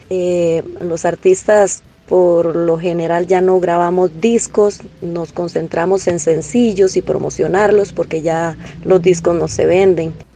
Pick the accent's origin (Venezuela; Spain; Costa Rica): Costa Rica; southern zone of Costa Rica, Golfo Dulce, Corcovado Park, Puntarenas; del paraíso donde yo vengo, que es la zona sur, Golfo Dulce, Parque Corcovado.